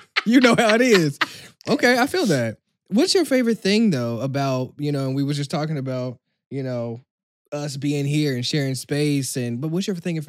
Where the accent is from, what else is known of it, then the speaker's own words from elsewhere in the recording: Kansas City, Missouri, United States; moved away; even when I was in London and then here, and I'm from Kansas City, Missouri